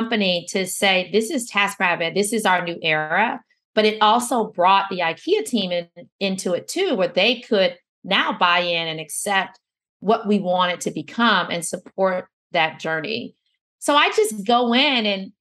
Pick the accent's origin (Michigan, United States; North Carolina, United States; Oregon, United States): Michigan, United States; Detroit; I was born in Detroit. I was raised by, you know, at one point there were four generations of women in the house, including me